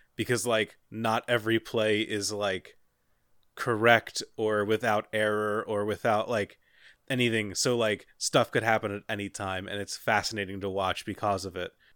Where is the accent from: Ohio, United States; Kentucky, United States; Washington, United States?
Ohio, United States; Cincinnati; I'm from Cincinnati